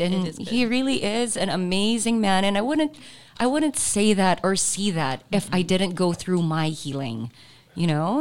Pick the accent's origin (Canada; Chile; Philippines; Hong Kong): Philippines; Zamboanga City, Zamboanga Peninsula; moved away; I'm from mm-hmm. Zamboanga too. So mm-hmm. we would speak in Chavacano